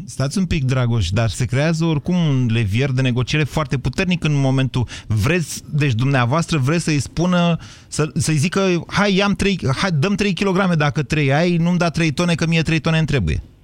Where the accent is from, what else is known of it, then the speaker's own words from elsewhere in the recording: Oltenia, Romania; eu sunt din, nu de la Dăbuleni, dar sunt din Oltenia, în copilărie, vă rog să mă credeți că niște ani de zile am vândut lubenite în piață